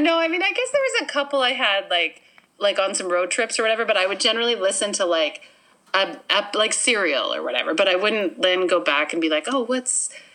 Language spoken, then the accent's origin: English; Winnipeg, Manitoba, Canada; also born or lived in Minnedosa, Manitoba; I was born in Minnedosa, Manitoba